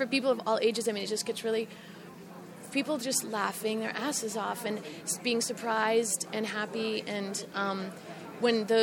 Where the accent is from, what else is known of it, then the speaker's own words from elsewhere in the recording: Chattanooga, Tennessee, United States; We're both young African-American women from the South. I'm from Chattanooga, Tennessee